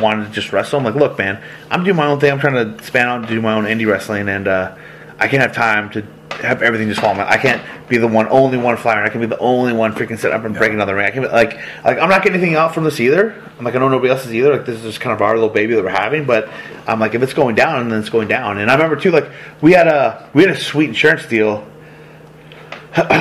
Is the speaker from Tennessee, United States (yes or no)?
no; Chico, California, United States; moved away as an adult; also born or lived in Atlanta / Marietta / Florida; both in Chico